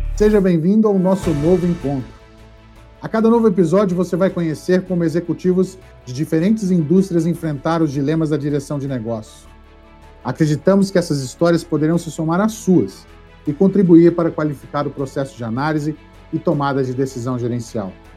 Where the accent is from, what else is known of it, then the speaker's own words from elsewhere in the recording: Minas Gerais, Brazil; lá da minha terra de Minas Gerais